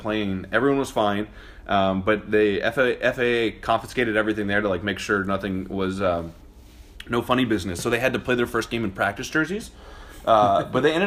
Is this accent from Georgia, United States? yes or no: yes; Atlanta, Georgia, United States; growing up in Atlanta